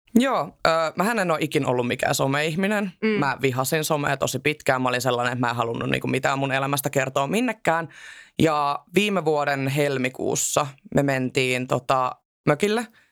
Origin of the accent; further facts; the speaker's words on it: Southern Finland, Finland; Mä en edes asu missään Lapissa. Mä oon ihan siis Etelä-Suomesta